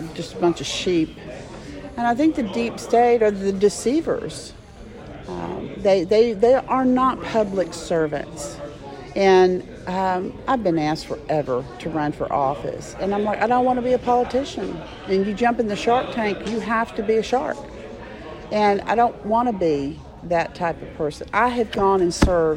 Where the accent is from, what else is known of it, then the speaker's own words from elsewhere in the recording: Birmingham, Alabama, United States; now in Dallas, United States; I grew up in Birmingham, Alabama.